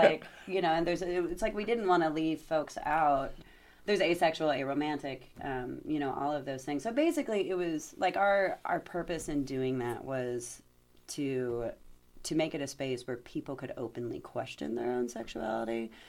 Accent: Atlanta, Georgia, United States; moved away as an adult; also born or lived in Germany; now in Bloomington, United States; I'm from Atlanta, I'm from a major city

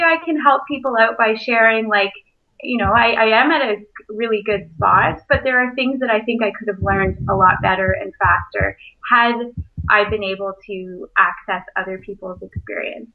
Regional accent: Brampton, Ontario, Canada; moved away as an adult; also born or lived in Kingston / Toronto; now in Port Elgin, Canada; I grew up in Brampton

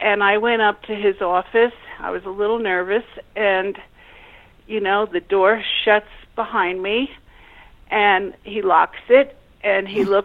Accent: New York City, New York, United States; I was born and raised in Brooklyn, New York

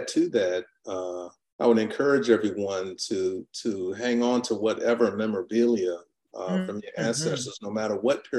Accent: Gary, Indiana, United States; if you find anyone from my hometown of Gary, Indiana, please let us know. Because Clarence and I are both from Gary

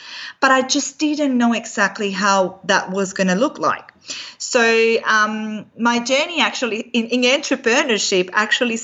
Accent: Venezuela; moved away; my background is I'm from Venezuela originally

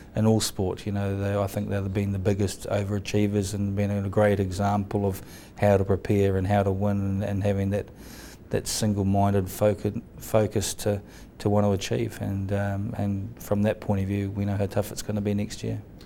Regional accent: New Zealand; myself as a Kiwi

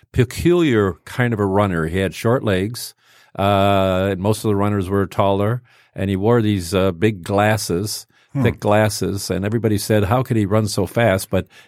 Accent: Rochester, Michigan, United States; also born or lived in Highland Park, Michigan; I was born in Holland Park. Mm-hmm. My parents moved out in the early 60s out to farmland out in Rochester, went to Rochester High School

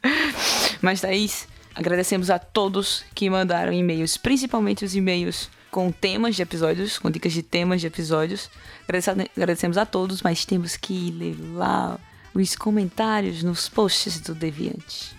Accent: Recife, Pernambuco, Brazil; sou de Recife

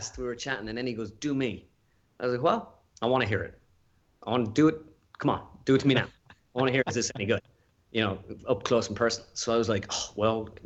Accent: Ireland; just being an Irish person

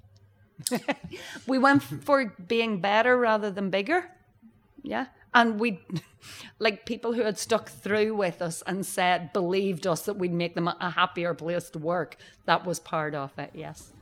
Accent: Northern Ireland, United Kingdom; moved away; I'm from Northern Ireland and it's small scale

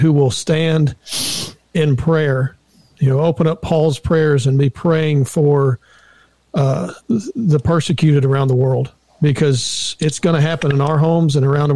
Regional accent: United States; I love being an American

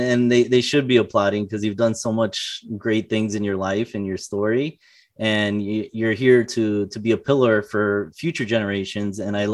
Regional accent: Florida, United States; I came from South Florida to Illinois for college.

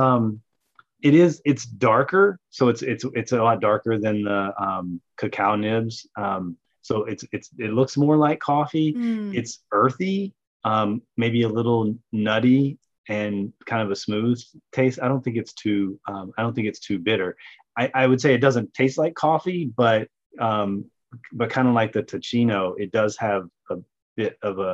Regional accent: the South, United States; I grew up in the South. We put chicory root in coffee

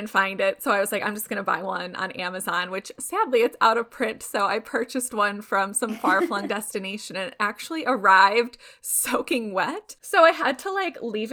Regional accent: Chicago, Illinois, United States; now in California, United States; I'm from Chicago originally

